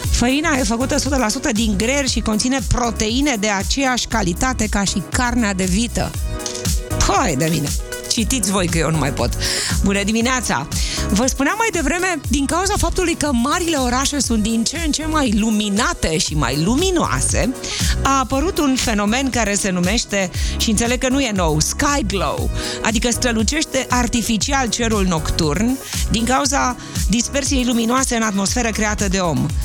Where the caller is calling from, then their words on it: Constanța, Constanța County, Romania; din Constanța.